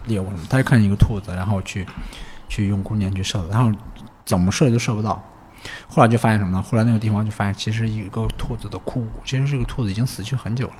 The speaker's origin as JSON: {"language": "Chinese", "region": "Anhui", "country": "China", "tie": "born or raised there", "also_born_or_lived": "Shanghai", "moved": "yes", "said": "小时候生活在这个农村，从小就是听这个。妖怪的怪谈呀，妖怪的故事长大的。 安徽 对安徽"}